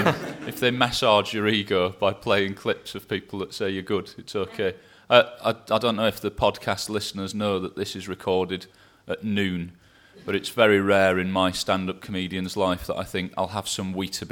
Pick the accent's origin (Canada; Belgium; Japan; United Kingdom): United Kingdom; Scotland; accent: English; I'm a Scottish boy with an English accent and a Welsh spelt first name, and I show off for a living.